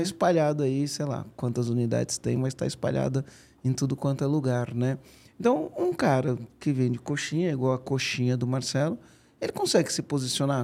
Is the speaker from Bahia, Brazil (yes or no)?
no; São Bernardo do Campo, São Paulo, Brazil; lá no Rude Ramos, onde eu cresci